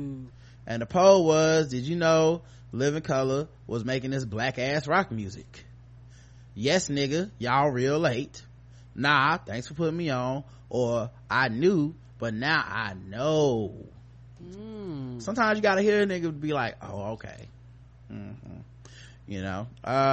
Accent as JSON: {"language": "English", "town": "Brooklyn", "region": "New York", "country": "United States", "said": "I should have been like, I'm from Brooklyn, so it was really good."}